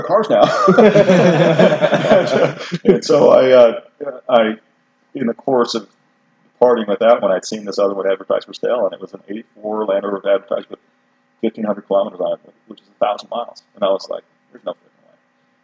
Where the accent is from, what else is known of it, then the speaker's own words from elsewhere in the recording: central Idaho mountains, United States; also born or lived in Colorado; as a little kid, I grew up in Colorado, but then I grew up in the central Idaho mountains, you know, from teenage years on, and this is home for sure